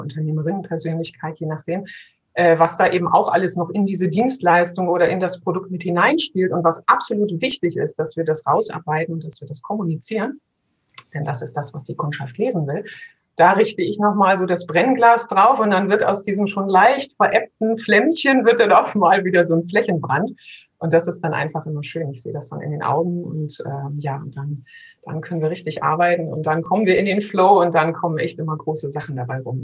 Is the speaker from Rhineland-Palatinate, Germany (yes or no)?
no; Berlin, Germany; als Berliner